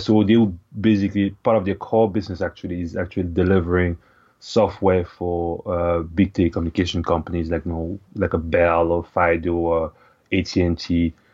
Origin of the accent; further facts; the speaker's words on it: Cameroon; moved away as an adult; also born or lived in Ottawa, Canada; now in Canada; I was born and raised in Cameroon, which is, uh, in Central Africa